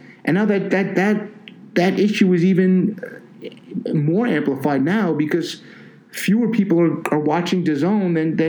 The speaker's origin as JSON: {"language": "English", "town": "New York City", "region": "New York", "country": "United States", "tie": "born or raised there", "said": "I grew up in Staten Island, and HBO didn't come to Staten Island for a while."}